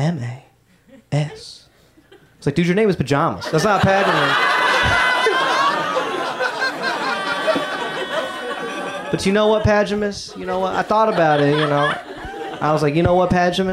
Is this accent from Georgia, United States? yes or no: yes; Atlanta, Georgia, United States; I grew up in Atlanta, so I grew up listening to hip hop.